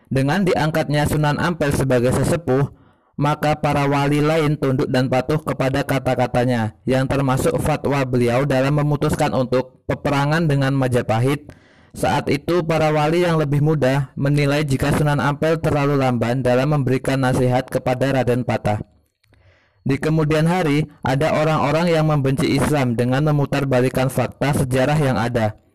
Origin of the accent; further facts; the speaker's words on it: Lubuk Linggau, South Sumatra, Indonesia; now in Semarang, Indonesia; Perkenalkan … saya berasal dari Lubuk Linggau, Sumatera Selatan.